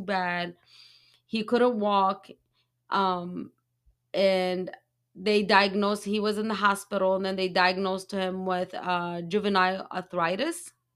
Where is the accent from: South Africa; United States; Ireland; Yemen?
Yemen; I'm from Yemen